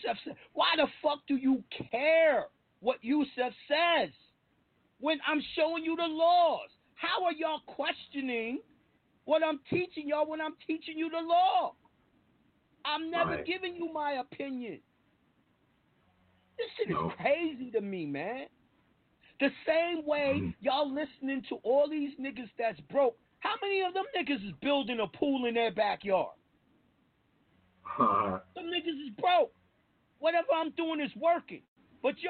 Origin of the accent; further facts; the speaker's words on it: New York, United States; I'm from New York